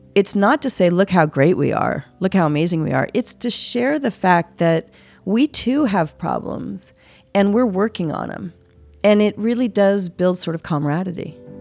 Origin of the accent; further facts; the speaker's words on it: San Francisco, California, United States; I'm from San Francisco, California